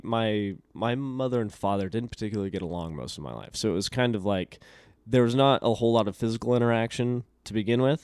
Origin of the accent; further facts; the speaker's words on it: Elko, Nevada, United States; I grew up in a little desert town called Elko, Nevada